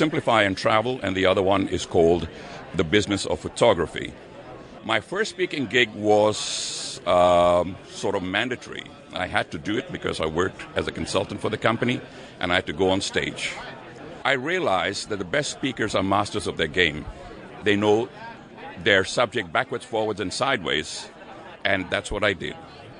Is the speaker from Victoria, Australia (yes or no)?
no; Sydney, New South Wales, Australia; from Sydney, Australia.